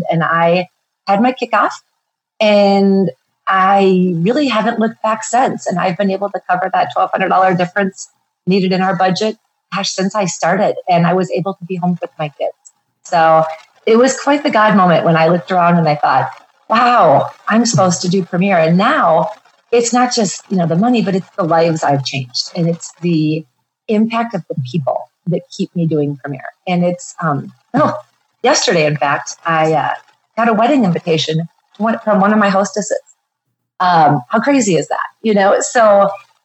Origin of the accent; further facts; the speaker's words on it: Minneapolis, Minnesota, United States; now in Bozeman, United States; I live in Bozeman, Montana, but I'm originally from the Minneapolis area